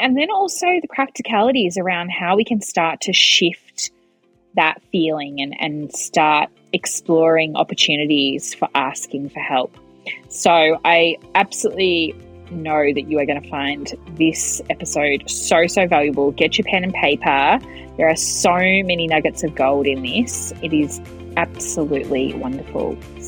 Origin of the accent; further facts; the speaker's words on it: Melbourne, Victoria, Australia; now in Hobart, Australia; I grew up in Melbourne and now I'm living in Hobart.